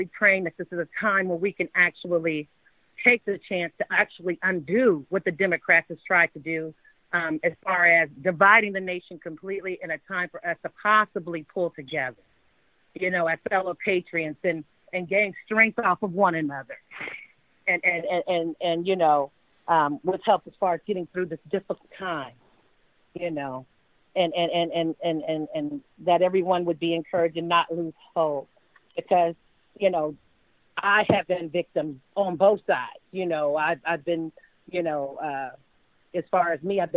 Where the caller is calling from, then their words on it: Atlanta, Georgia, United States; I'm calling from Atlanta